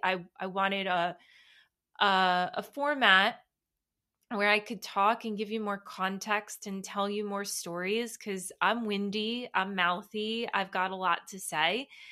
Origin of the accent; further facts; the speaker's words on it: United States; New York, New Jersey area. Obviously, that is where I am born and raised.